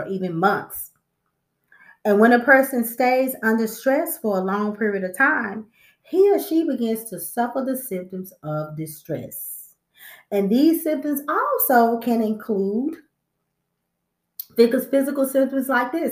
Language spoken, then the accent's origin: English; Texas, United States; I'm from Texas.